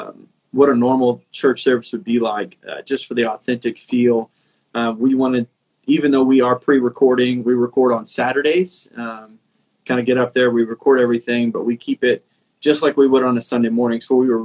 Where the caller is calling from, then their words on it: McKinney, Texas, United States; So I'm at my home in McKinney, Texas. It's kind of North Texas, North Dallas area.